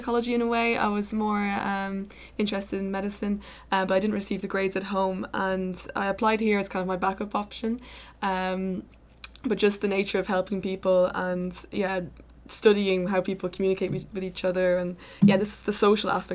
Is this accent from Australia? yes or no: no; Ireland; moved away as an adult; now in Groningen, Netherlands; I'm from Ireland originally